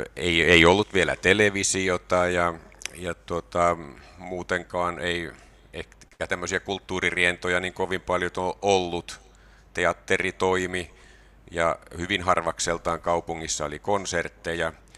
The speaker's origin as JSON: {"language": "Finnish", "town": "Tampere", "region": "Pirkanmaa", "country": "Finland", "tie": "born or raised there", "also_born_or_lived": "Turku", "moved": "as an adult", "lives_now": "Kajaani, Finland", "said": "mä oon Tampereella asunut lapsuuteni ja sitten opiskeluajan Turussa"}